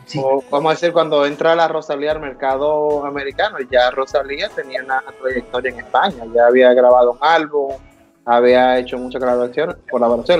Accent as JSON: {"language": "Spanish", "country": "Dominican Republic", "tie": "born or raised there", "moved": "yes", "lives_now": "United States", "said": "latino como yo, que nací en República Dominicana y emigré a los Estados Unidos"}